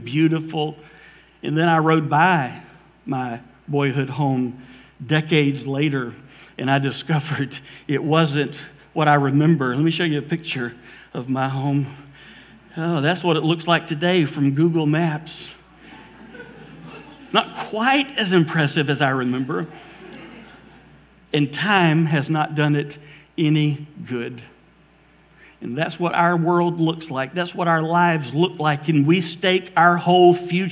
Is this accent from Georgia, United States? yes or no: yes; Valdosta, Georgia, United States; also born or lived in Mobile, Alabama; I grew up in Valdosta, Georgia. I was born in Mobile, Alabama, but really Valdosta, Georgia was home